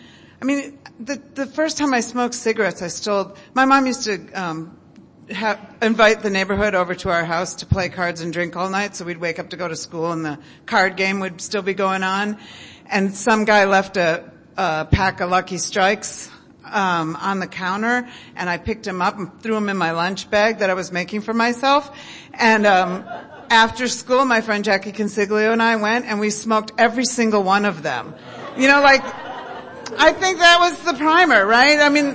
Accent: Midwest, United States; I was raised in the Midwest

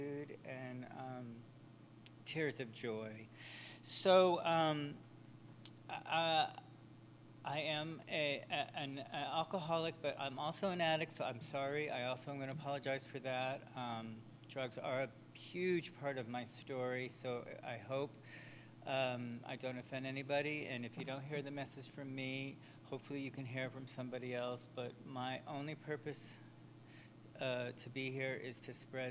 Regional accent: Enfield, Connecticut, United States; I was born in on the East Coast in a small town called Enfield, Connecticut

